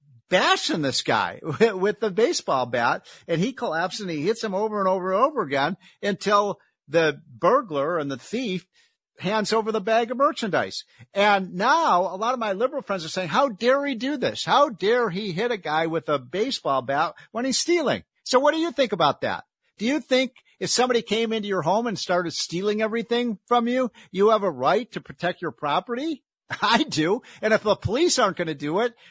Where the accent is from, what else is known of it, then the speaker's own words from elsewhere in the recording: Chicago, Illinois, United States; I'm from Chicago